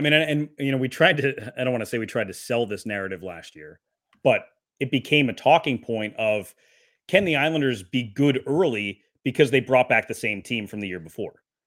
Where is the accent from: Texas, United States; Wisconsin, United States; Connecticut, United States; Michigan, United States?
Wisconsin, United States; I was born in Wisconsin